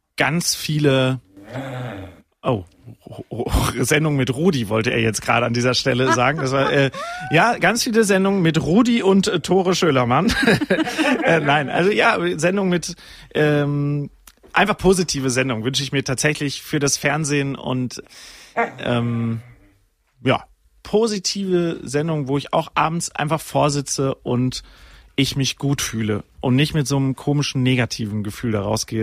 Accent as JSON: {"language": "German", "area": "Sauerland", "region": "North Rhine-Westphalia", "country": "Germany", "tie": "born or raised there", "said": "ich bin ja wirklich im Sauerland aufgewachsen"}